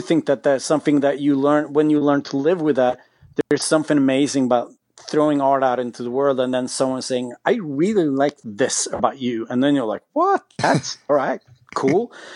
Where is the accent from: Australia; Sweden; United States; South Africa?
Sweden; we're from Sweden